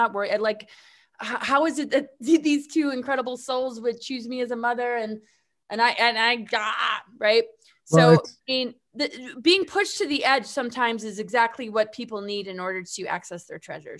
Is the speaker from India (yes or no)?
no; Webster, New York, United States; I grew up in Webster, bitch.